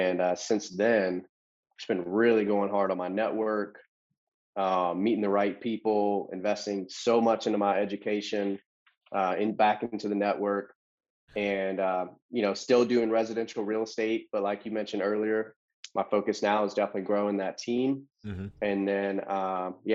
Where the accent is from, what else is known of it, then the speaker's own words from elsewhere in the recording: Loganville, Georgia, United States; also born or lived in Alpharetta, Georgia; I grew up here in Georgia in a small town called Loganville